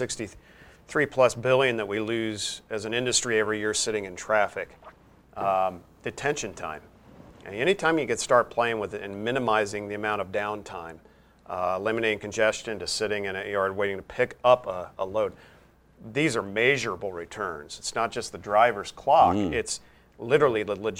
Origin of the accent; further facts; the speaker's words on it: Wyoming, United States; my home state of Wyoming